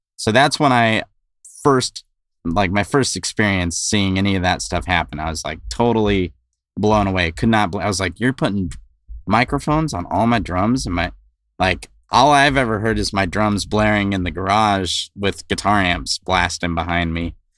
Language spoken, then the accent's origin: English; West Covina, California, United States; I grew up in West Covina, California